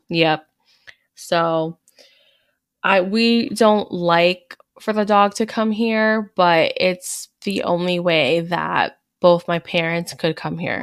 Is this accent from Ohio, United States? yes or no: no; Hudson County, New Jersey, United States; I'm actually from North, you know, North Jersey, Hudson County